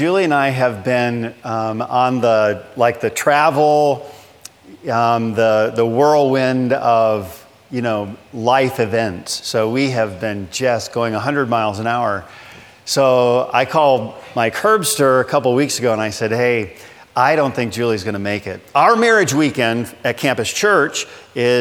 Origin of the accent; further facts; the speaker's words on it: Michigan, United States; moved away as an adult; now in Pensacola, United States; I grew up in Michigan